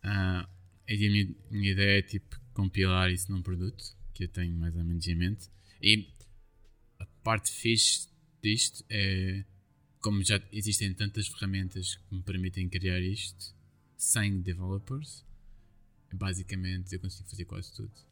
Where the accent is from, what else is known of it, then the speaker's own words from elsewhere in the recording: Lourinhã, Lisbon, Portugal; also born or lived in Caldas da Rainha; existe uma terra perto da minha, de onde eu nasci, que se chama Marteleira